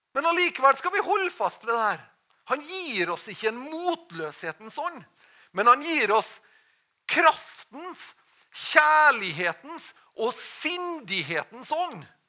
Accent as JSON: {"language": "Norwegian", "country": "Norway"}